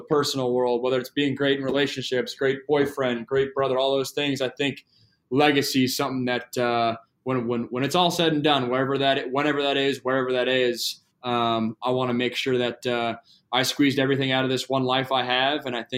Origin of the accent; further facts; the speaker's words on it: Seattle, Washington, United States; And then that coupled with I'm also from Seattle. So I lost my Supersonics.